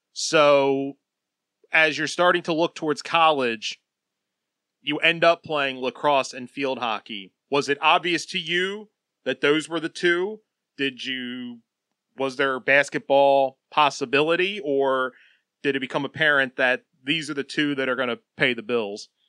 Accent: New Jersey, United States; I grew up in South Jersey

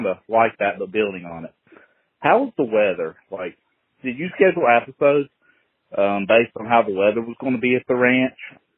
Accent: West Virginia, United States; I'm from West Virginia.

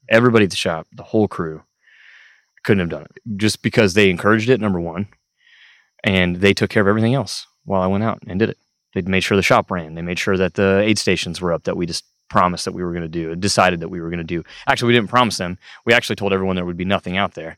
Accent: Parsons, Kansas, United States; moved away as an adult; also born or lived in Emporia, Kansas; now in Stillwater, Oklahoma, United States; I'm from Parsons, Kansas, originally, so twenty-one years of my life. I was in Southeast Kansas, Parsons, Kansas

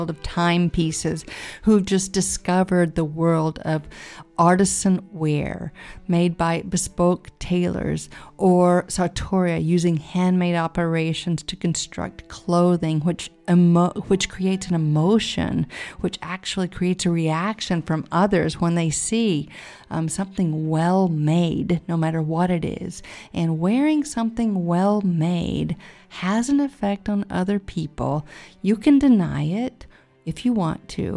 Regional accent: United States; I'm American

